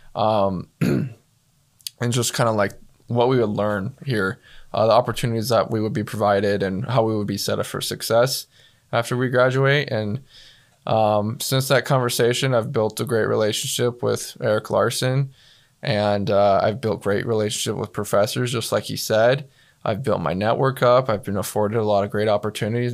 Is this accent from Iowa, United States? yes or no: no; Star, Idaho, United States; I'm from Starr, Idaho. Uh, for those of you that, that don't know, that's a little town in southern Idaho